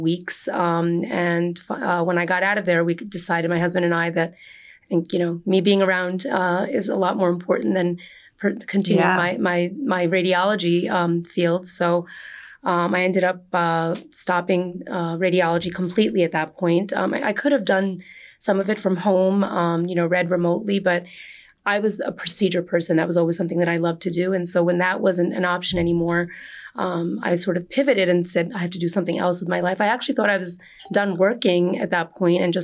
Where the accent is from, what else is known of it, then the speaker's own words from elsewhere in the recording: Edison, New Jersey, United States; I grew up in Edison, in New Jersey, Jersey girl, born and bred